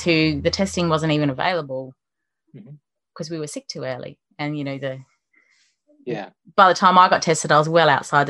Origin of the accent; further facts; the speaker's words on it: Western Australia, Australia; And that my home state, Western Australia, is even more isolated